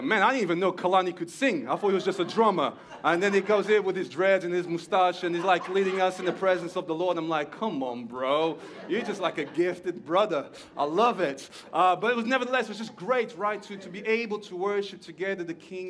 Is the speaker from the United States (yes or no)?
no; Portugal; moved away as an adult; now in Stockport, United Kingdom; you can hear there's a little something in my accent, because there is that I am Portuguese. I was born in Portugal.